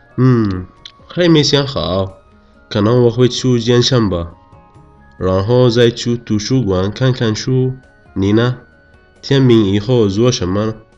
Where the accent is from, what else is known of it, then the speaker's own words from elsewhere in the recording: Yemen; 我是来自也门